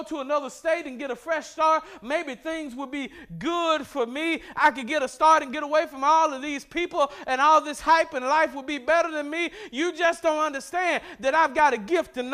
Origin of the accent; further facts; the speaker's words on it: Mississippi, United States; I grew up in Mississippi